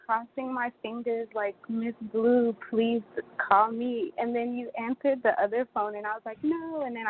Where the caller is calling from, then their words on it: Atlanta, Georgia, United States; I'm calling from Atlanta.